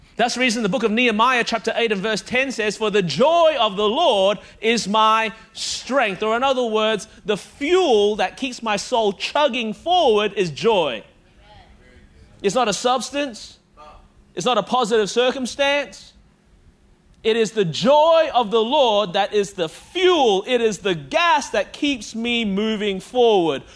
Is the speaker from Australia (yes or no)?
yes; Melbourne, Victoria, Australia; now in Anderson, United States; born and raised in Melbourne, Australia